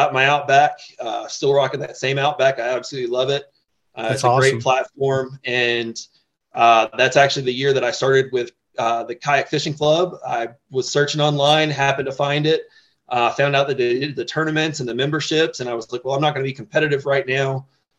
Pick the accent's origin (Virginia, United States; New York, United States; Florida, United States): Florida, United States; moved away as an adult; now in Colorado Springs, United States; growing up in Florida, I was constantly in boats